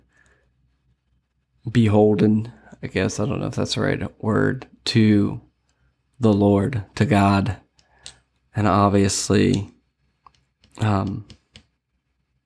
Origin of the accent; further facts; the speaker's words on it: Lancaster County, Pennsylvania, United States; moved away as an adult; now in Sarasota, United States; I am from Lancaster County, Pennsylvania. And I moved down here and started my own business